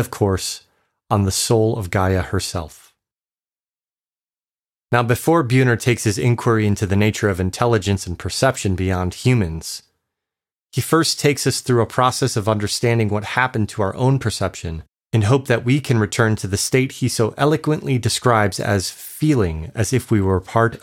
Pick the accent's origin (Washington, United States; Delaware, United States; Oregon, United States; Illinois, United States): Illinois, United States; Chicago; moved away; I'm from Chicago